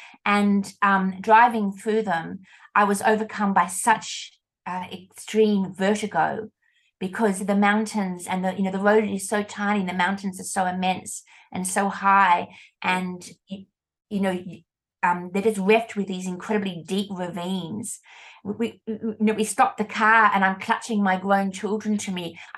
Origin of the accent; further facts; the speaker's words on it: Australia; And I said, "Oh, we're from Australia."